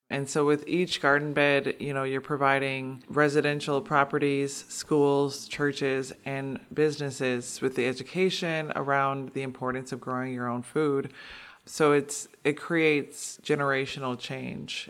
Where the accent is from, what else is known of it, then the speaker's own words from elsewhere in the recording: Milwaukee, Wisconsin, United States; I'm born and raised in Milwaukee. I grew up in the five three two oh six neighborhood